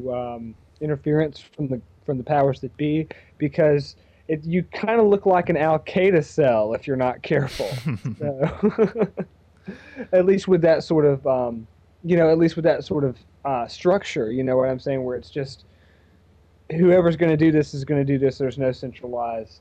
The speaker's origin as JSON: {"language": "English", "region": "Georgia", "country": "United States", "said": "my fellow Georgians"}